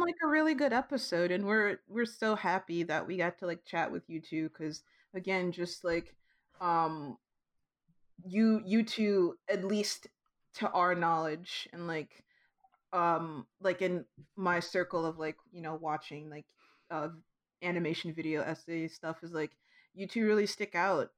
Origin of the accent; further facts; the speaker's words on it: Midwest, United States; now in California, United States; I'm from the Midwest